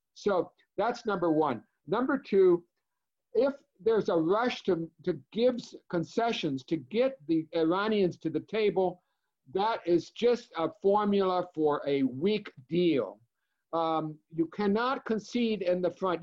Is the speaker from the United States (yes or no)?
yes; Cleveland, Ohio, United States; Ohio, my home state, I'm from Cleveland, Ohio